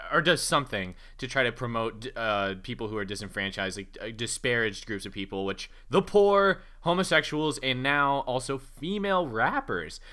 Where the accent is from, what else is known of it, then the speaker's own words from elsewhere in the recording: United States; a person who is from, you know, bumfuck nowhere, U S